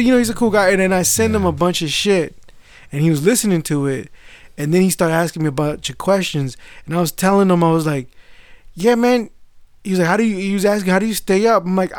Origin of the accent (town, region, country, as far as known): United States; born or raised there